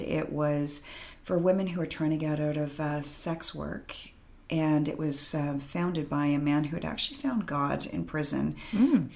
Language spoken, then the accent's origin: English; Vancouver, British Columbia, Canada; I'm born and raised in Vancouver